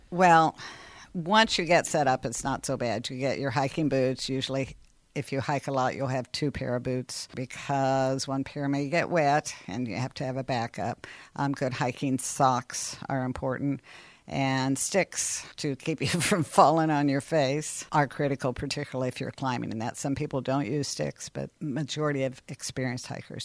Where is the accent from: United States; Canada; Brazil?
United States; Seymour, Indiana; moved away as an adult; also born or lived in Purdue (West Lafayette, Indiana); now in Columbus, United States; I was born and raised in Seymour, went to the Emmanuel Lutheran School there